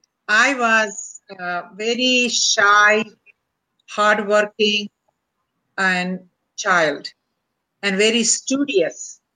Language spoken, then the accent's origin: English; India; English is a second language; moved away as an adult; now in United States; Well, I came with my husband, and I was a physician from India.